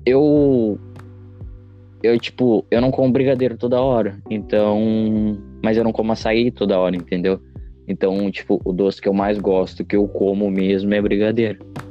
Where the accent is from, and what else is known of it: Rio Grande do Sul, Brazil